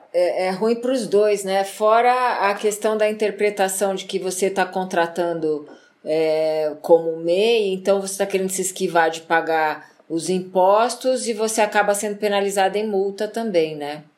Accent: Brazil

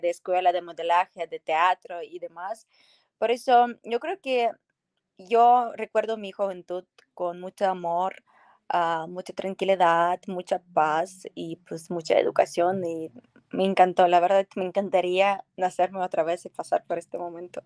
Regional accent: Poltava, Poltava Oblast, Ukraine; Spanish is a second language; moved away as an adult; now in Mexico; yo soy de Ucrania, mi ciudad se llama Poltava

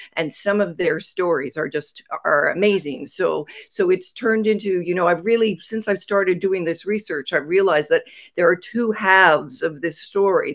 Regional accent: Sudbury, Ontario, Canada; I grew up in northern Ontario. I was born in Sudbury

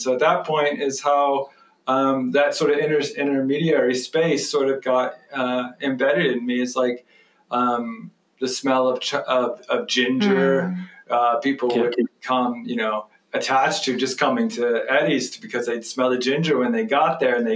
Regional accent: Athens, Ohio, United States; also born or lived in West Virginia; I was born in West Virginia, but I was raised in Ohio, in Athens, Ohio

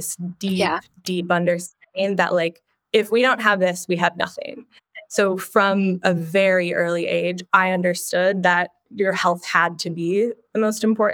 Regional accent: Minnesota, United States; I grew up in the Midwest in Minnesota and was up at a cabin every weekend

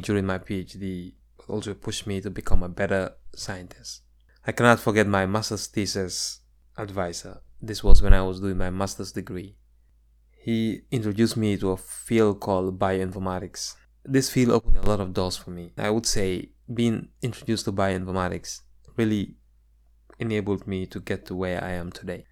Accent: Gambia; moved away as an adult; now in United States; my experiences growing up in the Gambia.

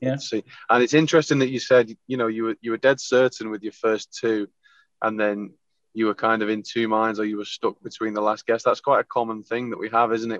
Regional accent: St Helens, North West England, United Kingdom; accent: Scouse; moved away as an adult; now in Wigan, United Kingdom; we're actually from St Helens, so we're kind of right in the middle of Liverpool and Manchester. Although we both now live closer to Manchester.

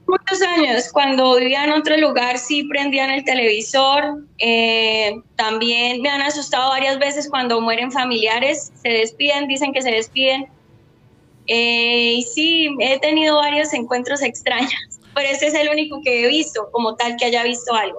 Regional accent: Bogotá, Colombia; now in Bucaramanga, Colombia; Yo soy de Bogotá, pero vivo en Bucaramanga

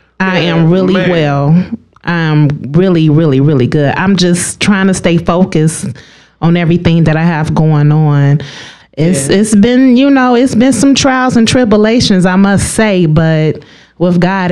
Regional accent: Lake County, Illinois, United States; also born or lived in Chicago, Illinois; I'm originally from the city of Chicago. Oh, okay. Chi-town. And but I grew up in Lake County. I went to Novak King Middle School.

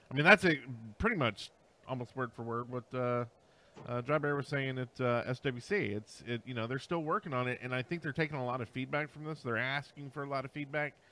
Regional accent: Canada; I'm Canadian.

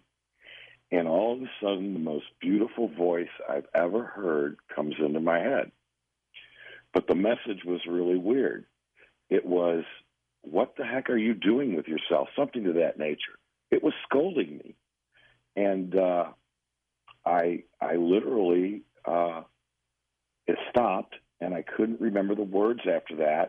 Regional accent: St. Louis, Missouri, United States; now in Georgia, United States; I'm originally from St. Louis, Missouri

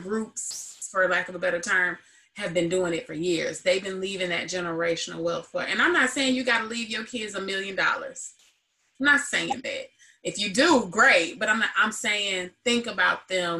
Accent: Joliet, Illinois, United States; I grew up in Joliet, Illinois

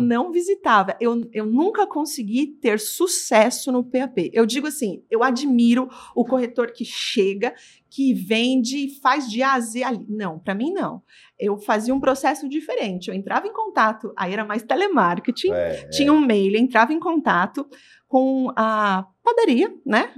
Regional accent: São Paulo, Brazil; eu sou de São Paulo, mas eu ia pro A B C pra vender

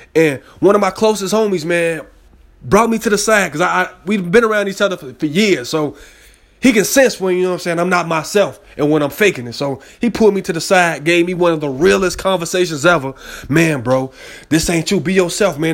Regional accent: Chicago, Illinois, United States; I'm from Chicago

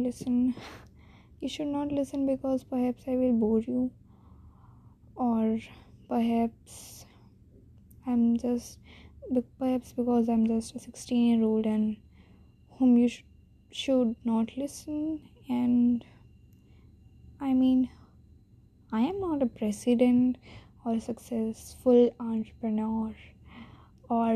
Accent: India; accent: typical Indian accent; English is a second language; I'm an Indian girl

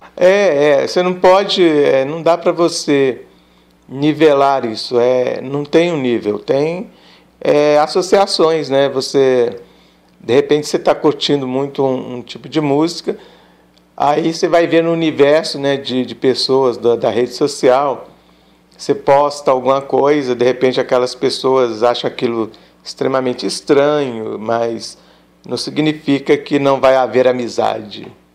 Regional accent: north of Minas Gerais, Brazil; onde eu mora, onde eu nasci, né, no norte de Minas

